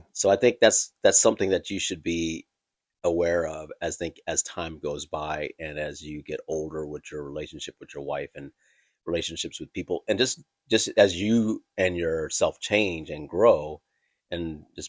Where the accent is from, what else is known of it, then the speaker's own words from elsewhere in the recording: Thailand; I'm from Thailand, obviously, and our Asian culture